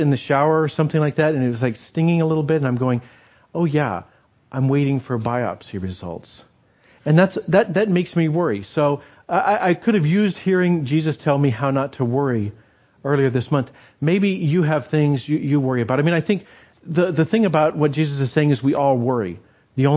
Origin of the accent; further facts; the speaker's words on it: New Mexico, United States; moved away; I grew up in New Mexico